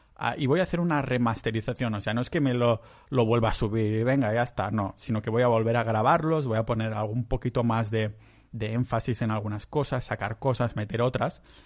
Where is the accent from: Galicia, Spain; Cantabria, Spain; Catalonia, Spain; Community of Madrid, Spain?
Catalonia, Spain; yo soy muy catalán